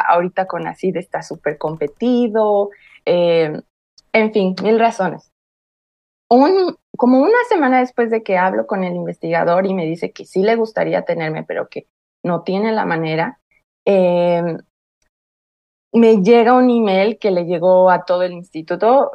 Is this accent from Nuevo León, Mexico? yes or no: no; Fortín de las Flores, Veracruz, Mexico; moved away as an adult; also born or lived in Orizaba, Mexico; now in Canada; Yo nací en Orizaba, como bien dices, pero gran parte de mi vida hasta los 24 años, de los 5 a los 24 viví en otra ciudad muy cerca de Orizaba que se llama Fortín de las Flores